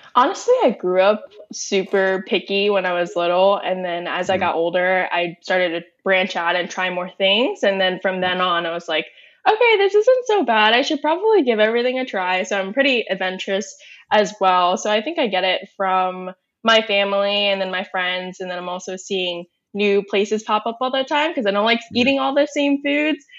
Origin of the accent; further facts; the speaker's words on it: Northern Virginia, United States; I'm born and raised in Northern Virginia.